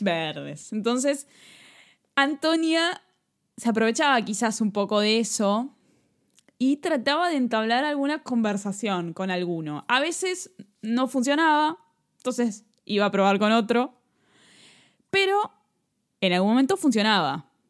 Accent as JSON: {"language": "Spanish", "region": "Buenos Aires", "country": "Argentina", "said": "nosotros venimos de Capital Federal"}